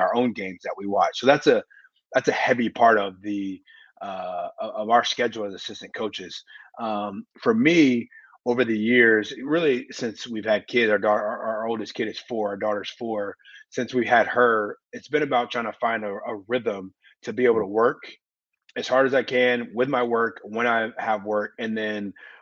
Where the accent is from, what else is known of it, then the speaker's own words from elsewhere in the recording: Indianapolis, Indiana, United States; I was born in Indy. My mom grew up here in Indianapolis. My whole family's here. I went to college here.